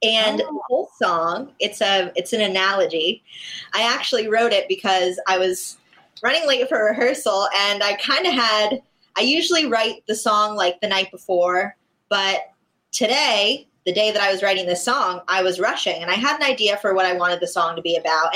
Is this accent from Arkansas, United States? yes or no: no; West Palm Beach, Florida, United States; I'm from West Palm Beach